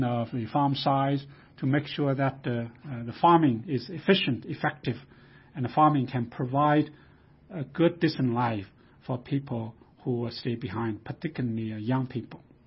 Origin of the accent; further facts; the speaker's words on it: China; moved away as an adult; I grew up in China.